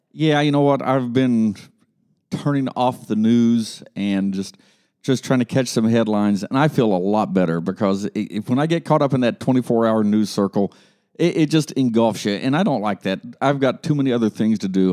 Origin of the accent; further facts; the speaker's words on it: Columbus, Ohio, United States; now in Dayton, United States; up in Columbus, Ohio, and growing up in Columbus, Dayton was just that dirty little town over to the west